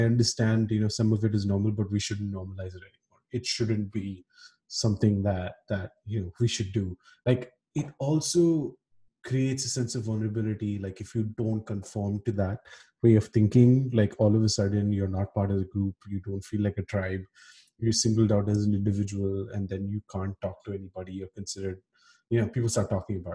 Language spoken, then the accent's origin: English; Kuwait; i can recall to you know incidents back home and when we were growing up in Kuwait, where you know there were cliques, right?